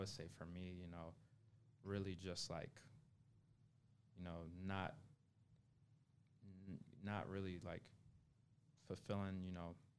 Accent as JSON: {"language": "English", "town": "Memphis", "region": "Tennessee", "country": "United States", "tie": "born there", "said": "I was born in Memphis."}